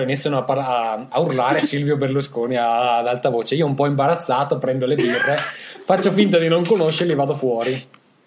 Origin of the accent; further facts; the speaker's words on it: Italy; sono italiano